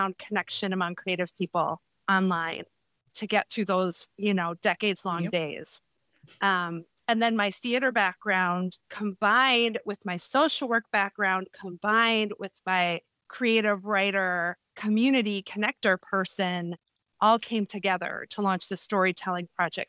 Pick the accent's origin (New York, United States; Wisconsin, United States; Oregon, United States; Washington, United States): Wisconsin, United States; Madison; also born or lived in Chicago; we moved back to my hometown of Madison, Wisconsin.